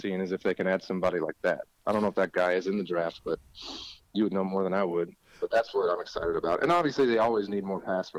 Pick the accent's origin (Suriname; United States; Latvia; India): United States; Kalamazoo, Michigan; moved away as an adult; also born or lived in Chicago, Illinois; now in Nashville, United States; And then lived there as a kid and then grew up in Kalamazoo, Michigan